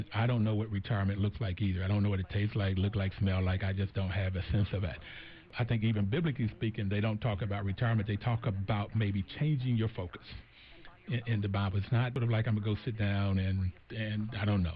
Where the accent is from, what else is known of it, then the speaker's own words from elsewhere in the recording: Bluefield, United States; growing up in Bluefield, growing up in these southern places